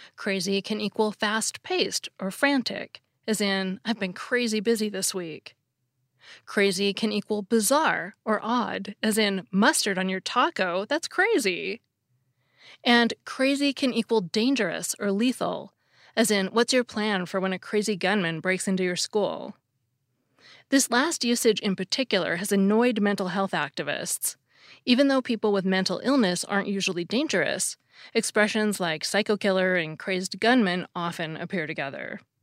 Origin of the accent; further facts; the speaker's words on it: near Seattle, Washington, United States; accent: Pacific Northwest; I grew up near Seattle, so it makes sense that I have this dialect